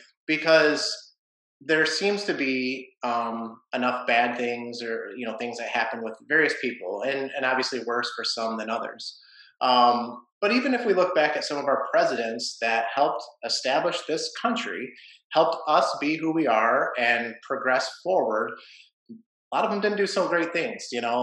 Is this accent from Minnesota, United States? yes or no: no; Detroit, Michigan, United States; I grew up in the Warrendale part of Detroit